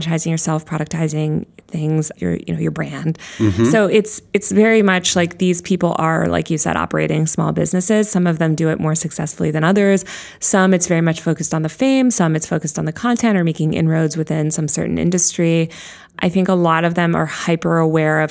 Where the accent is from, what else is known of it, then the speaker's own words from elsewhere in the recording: New York, United States; I'm a New Yorker.